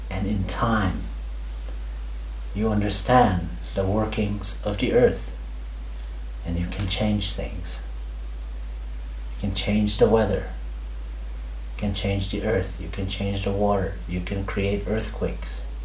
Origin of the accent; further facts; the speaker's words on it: India; never mind the parts where I am an Indian.